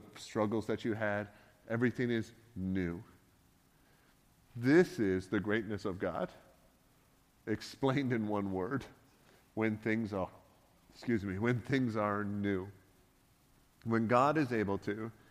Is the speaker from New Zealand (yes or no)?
no; Canada; being a Canadian